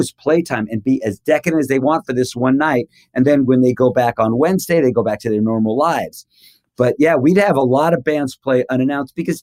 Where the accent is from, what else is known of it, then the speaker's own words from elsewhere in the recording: Los Angeles, California, United States; me being this dumb punk kid from Hollywood